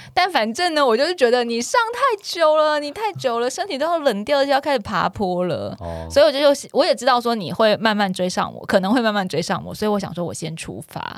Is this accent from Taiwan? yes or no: yes; Taiwan; 我们台湾人